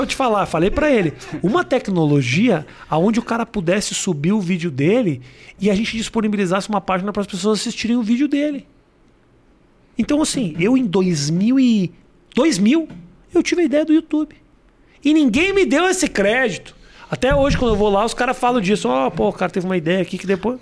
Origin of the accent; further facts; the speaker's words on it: Porto Alegre, Rio Grande do Sul, Brazil; moved away as an adult; Quando eu saí de Porto Alegre